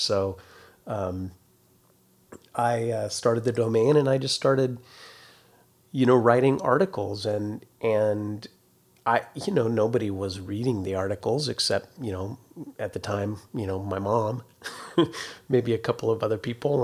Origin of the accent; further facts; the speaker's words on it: Carlotta, California, United States; my hometown was a town of three hundred and sixty people, Carlotta, California. That's up in, uh, Northern California